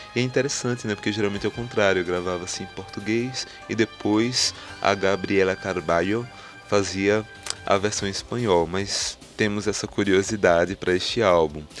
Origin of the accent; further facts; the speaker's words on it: Garanhuns, Pernambuco, Brazil; na cidade de Garanhuns, que é onde eu nasci e fui criado